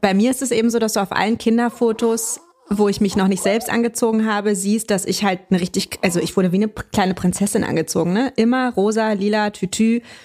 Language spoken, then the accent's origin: German; Berlin, Germany; moved away as an adult; now in Hamburg, Germany; meine Kindheit habe ich tatsächlich komplett und auch meine Jugend in Ostberlin verbracht.